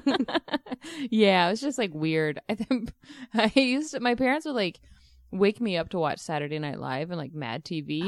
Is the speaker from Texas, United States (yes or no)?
yes; Texas, United States; I grew up in Texas